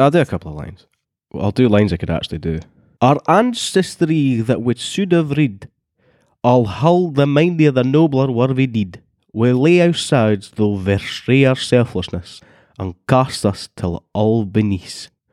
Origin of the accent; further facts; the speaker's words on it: Scotland, United Kingdom; I'm the Scottish one